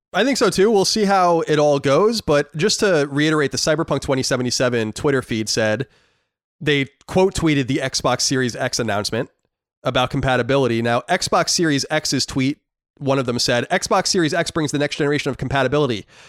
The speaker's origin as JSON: {"language": "English", "country": "United States", "said": "I'm an American."}